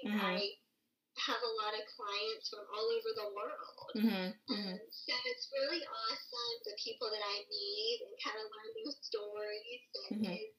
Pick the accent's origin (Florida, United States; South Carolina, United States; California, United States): South Carolina, United States; Columbia; now in Charleston, United States; So I was born in Columbia, South Carolina, which okay. is the capital. Mm-hmm, mm-hmm. And I have been in Charleston for about 10 years.